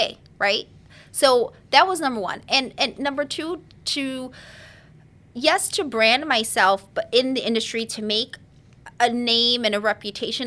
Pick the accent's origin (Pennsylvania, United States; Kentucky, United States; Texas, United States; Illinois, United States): Illinois, United States; Chicago; I'm born and raised in the city, the hood.